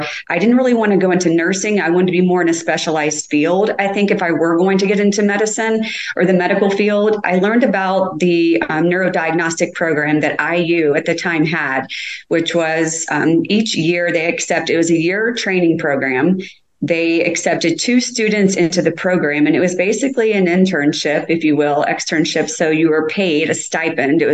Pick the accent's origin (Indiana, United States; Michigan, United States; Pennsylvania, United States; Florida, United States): Indiana, United States; Indianapolis; Born and raised in Indianapolis pretty much all my life